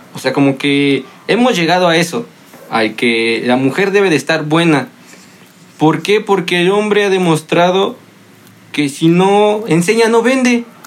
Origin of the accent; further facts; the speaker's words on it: Mexico; uno como hombre mexicano aficionado al fútbol